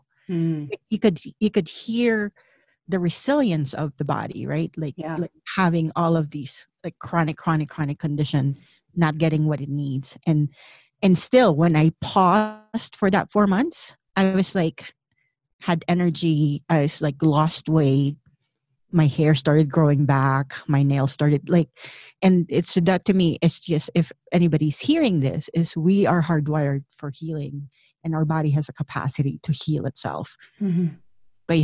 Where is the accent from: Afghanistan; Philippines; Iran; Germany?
Philippines; moved away as an adult; I grew up in the Philippines